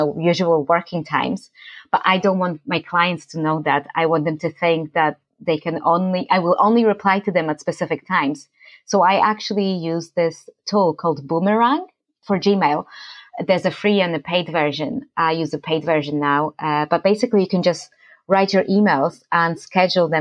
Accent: Poland; moved away; I'm from Poland

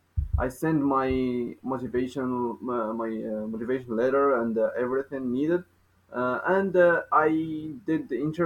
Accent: Morocco; English is a second language; also born or lived in Kenitra, Morocco / Meknes, Morocco; I'm from Morocco. I live in Kenitra. I am 19 years old.

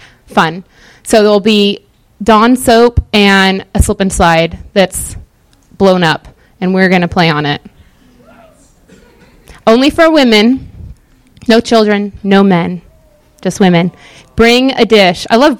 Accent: Pacific Northwest, United States; moved away; I'm not from the South. I'm from the Pacific Northwest, where the water is clear.

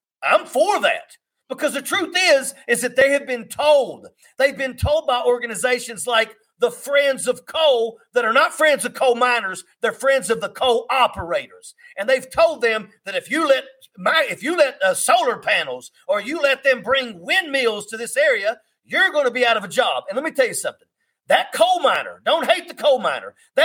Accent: West Virginia, United States; I come from West Virginia. I live in the coal fields of America.

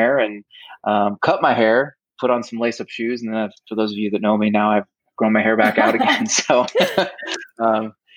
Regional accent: Midwest, United States; moved away as an adult; also born or lived in Cayman Islands; now in California, United States; I grew up in the Midwest, about as far away from the ocean as you could be

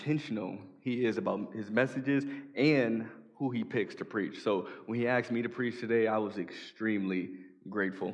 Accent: Chicago, Illinois, United States; moved away; I'm from Chicago

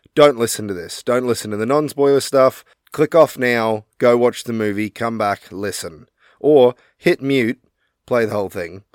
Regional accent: Australia; we're Australian

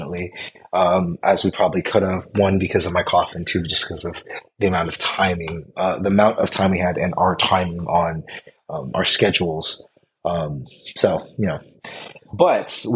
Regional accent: the Bay Area, California, United States; I come from the Bay where I don't always attempt to drink the tap

